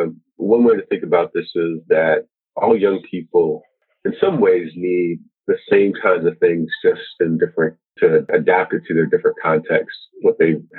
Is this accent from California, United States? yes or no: no; Washington, District of Columbia, United States; You know, I grew up in Southeast D.C. and it was a rapidly changing community.